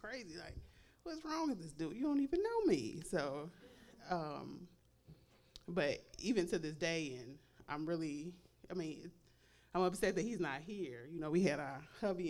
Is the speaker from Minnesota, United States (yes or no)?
no; Chicago, Illinois, United States; I'm from Chicago